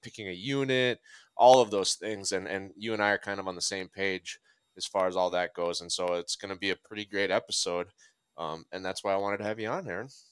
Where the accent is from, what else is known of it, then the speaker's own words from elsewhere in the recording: Minnesota, United States; I'm from Minnesota.